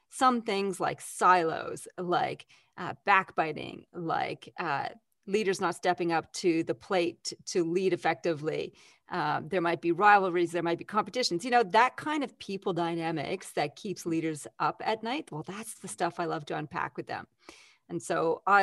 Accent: Canada; now in Australia; That's because I'm Canadian originally.

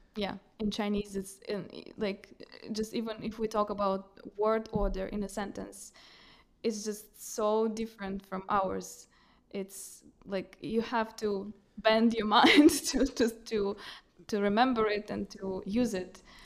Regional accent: Russia; moved away as an adult; now in Reykjavik, Iceland; I was brought up in Russia

